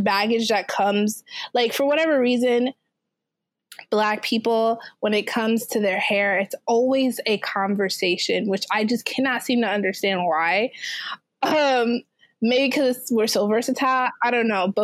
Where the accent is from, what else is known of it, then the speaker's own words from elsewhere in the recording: Jamaica; I'm Jamaican